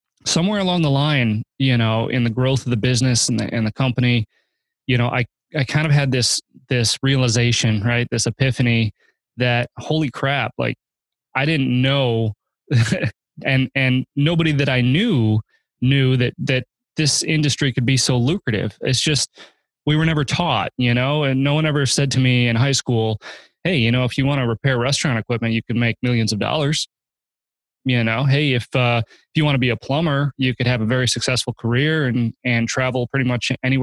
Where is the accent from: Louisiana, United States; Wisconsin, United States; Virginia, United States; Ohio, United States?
Wisconsin, United States; Kenosha; moved away; also born or lived in California / Arizona; I grew up in Kenosha, Wisconsin, on a farm